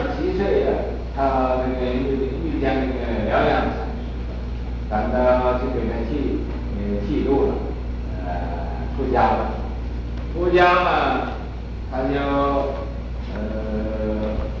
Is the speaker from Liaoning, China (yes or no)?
no; Hubei, China; 锅巴就是饭焦，广东叫饭焦，我们湖北人叫锅巴，啊，湖北人叫这个年糕啊，不叫年糕，叫糍粑